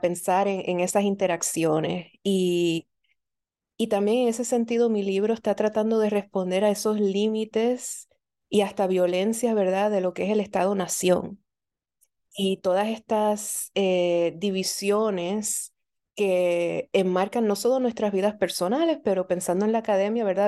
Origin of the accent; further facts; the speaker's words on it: Puerto Rico; now in Philadelphia, United States; yo nací y crecí en Puerto Rico